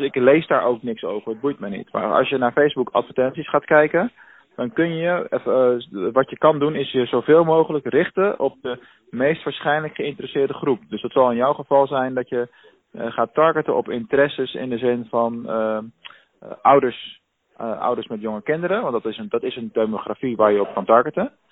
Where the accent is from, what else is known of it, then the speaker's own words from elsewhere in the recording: Rotterdam, South Holland, Netherlands; now in Venlo, Netherlands; ik kom zelf uit Rotterdam, dus ik weet wel hoe het werkt in de grote stad